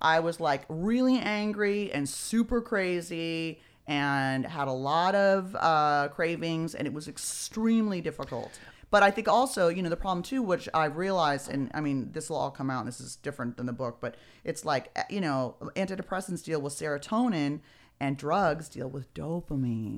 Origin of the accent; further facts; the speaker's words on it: Beverly Hills, California, United States; also born or lived in San Francisco; I was born and raised in Beverly Hills